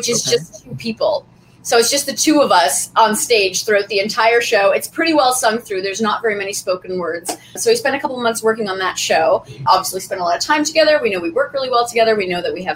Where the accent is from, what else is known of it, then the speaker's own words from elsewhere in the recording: Nova Scotia, Canada; moved away as an adult; also born or lived in Newfoundland; now in Toronto, Canada; I'm originally from Nova Scotia